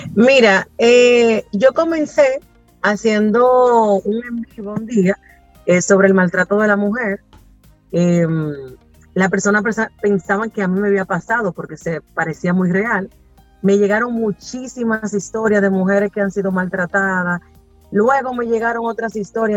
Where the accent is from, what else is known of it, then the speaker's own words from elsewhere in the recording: Bonao, Monseñor Nouel, Dominican Republic; yo soy de Bonao